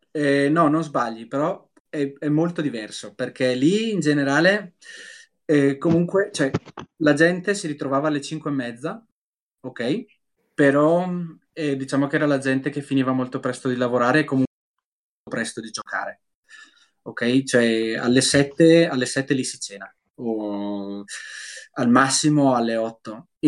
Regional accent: Brescia, Lombardy, Italy; se per esempio io sono di Brescia, ok?

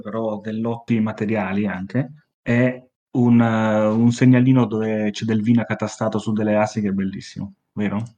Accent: Milan, Lombardy, Italy; accent: Milanese; si sente il mio accento milanese

